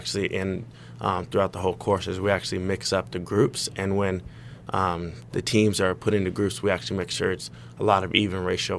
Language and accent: English; Stockton, California, United States; we're both from Northern California. I'm from Stockton.